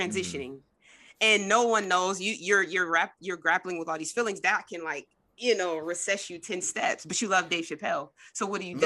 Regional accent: Trenton, New Jersey, United States; Jordan and I are actually from, um, both from New Jersey, from Trenton

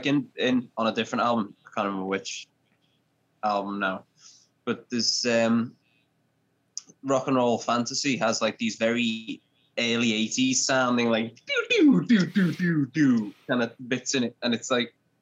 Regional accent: Liverpool, North West England, United Kingdom; I'm from Liverpool, England

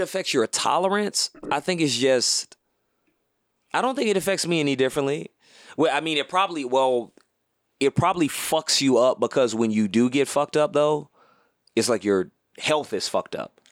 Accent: Houston, Texas, United States; also born or lived in Louisiana / Atlanta; now in Los Angeles, United States; I'm from Houston

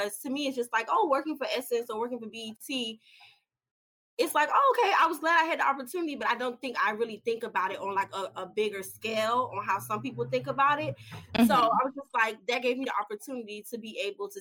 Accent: Miami, Florida, United States; moved away as an adult; also born or lived in Tallahassee, Florida; now in New York City, United States; I am originally from Miami, Florida. So I'm a long ways from home being in New York City

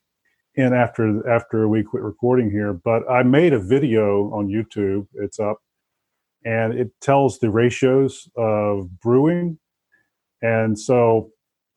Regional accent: the South, United States; moved away as an adult; I grew up in the South

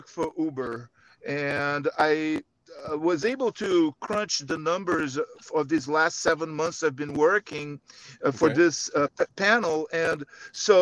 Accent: Rio de Janeiro, Brazil; now in San Francisco, United States; I am from Rio de Janeiro, Brazil. Came to the U.S.

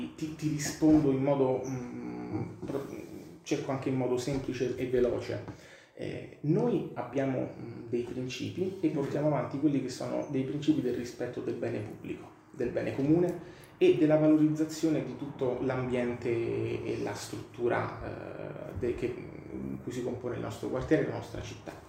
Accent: Rome, Lazio, Italy; io vengo dalla Maiana

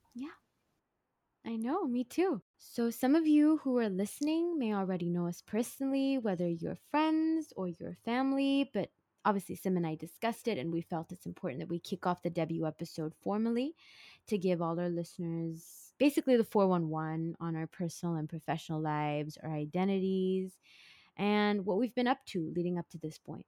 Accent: Singapore; also born or lived in San Francisco; I was born and bred in Singapore in a family of four

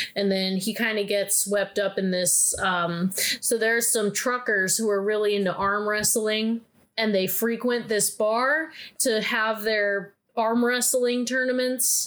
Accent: Midwest, United States; I grew up in the Midwest

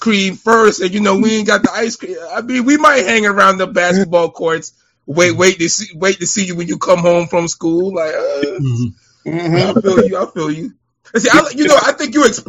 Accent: Fort Lauderdale, Florida, United States; I'm from here. I'm from Lauderdale.

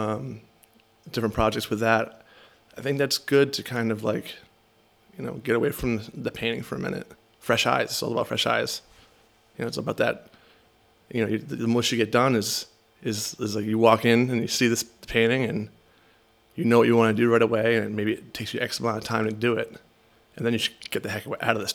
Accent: Rhode Island, United States; moved away; also born or lived in Seattle / Connecticut; I grew up in Rhode Island

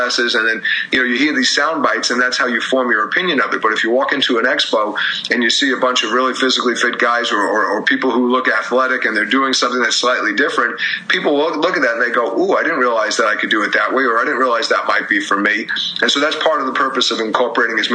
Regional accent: New York, United States; also born or lived in Philadelphia; I grew up in New York and went to school in Philadelphia

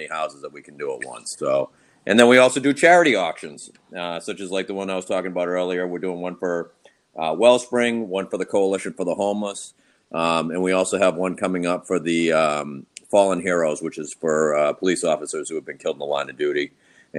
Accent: Boston, Massachusetts, United States; moved away as an adult; now in Louisville, United States; I am originally from Boston, Massachusetts.

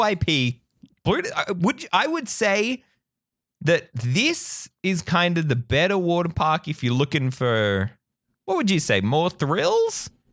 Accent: Australia; As an Aussie who grew up with the beach

